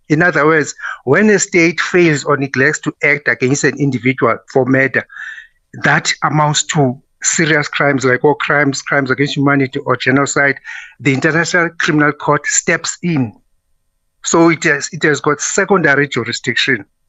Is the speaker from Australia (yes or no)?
no; South Africa; I'm proud of being a South African